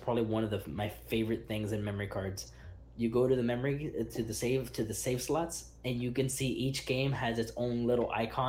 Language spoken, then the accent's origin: English; Miami, Florida, United States; I'm from Miami.